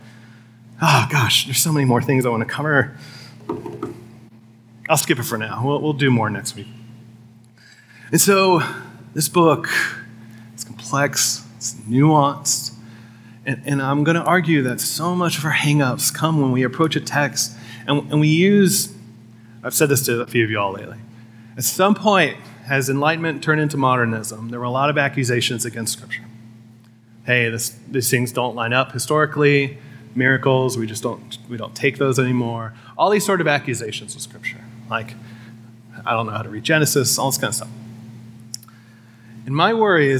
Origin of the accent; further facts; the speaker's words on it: Midwest, United States; as a Midwesterner